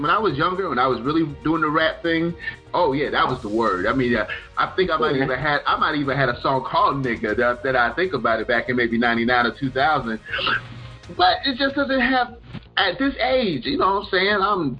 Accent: the South, United States; I grew up primarily in the South, you know, Charleston, Florida, Mississippi, Alabama.

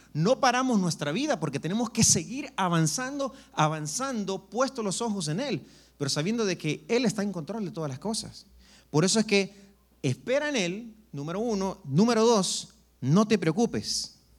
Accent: El Salvador; moved away; yo soy del Salvador

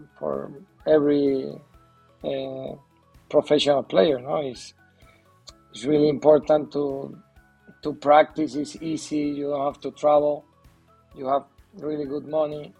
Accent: Venezuela; English is a second language; moved away as an adult; now in Madrid, Spain; I'm from Venezuela, but I live in Madrid. I have 7 years here in Madrid

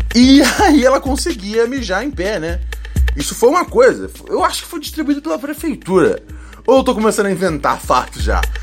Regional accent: Rio de Janeiro, Brazil; moved away as an adult; eu sou o carioca menos carioca de todos, né? Porque eu já saí do Rio já tem já. Puta, oito anos já

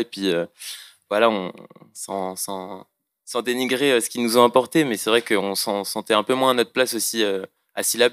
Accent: Moëlan-sur-Mer, Brittany, France; moved away; nous deux on vient de la même ville, donc on présente la mafia finistérienne mais du Finistère Sud. Donc on vient de Moëlan-sur-Mer. Et donc on est des petits jeunes de Moëlan

